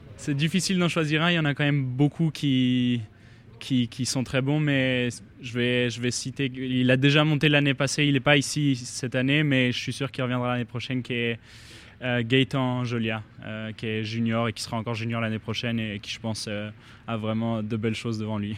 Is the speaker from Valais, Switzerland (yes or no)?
no; Geneva, Switzerland; je viens de Genève